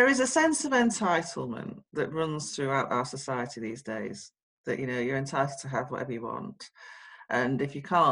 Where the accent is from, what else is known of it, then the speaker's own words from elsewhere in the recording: Sheffield, Yorkshire and the Humber, United Kingdom; I come from Sheffield, a council estate in Sheffield.